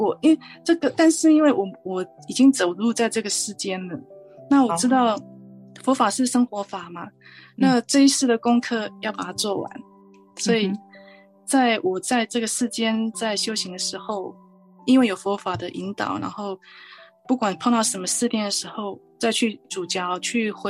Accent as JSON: {"language": "Chinese", "area": "Chiayi mountains", "region": "Chiayi County", "country": "Taiwan", "tie": "born or raised there", "moved": "yes", "lives_now": "California, United States", "said": "我是在嘉义山上长大的孩子。那我们在南部接触的宗教以道教为主。"}